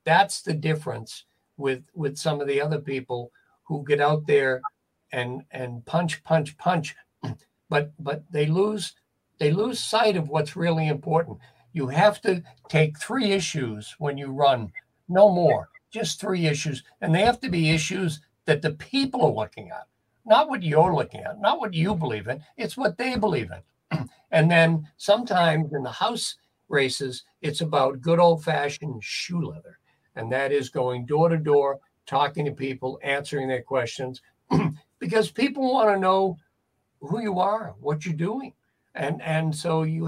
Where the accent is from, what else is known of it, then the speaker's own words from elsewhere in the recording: Boston, Massachusetts, United States; I grew up a Democrat in Boston before I changed parties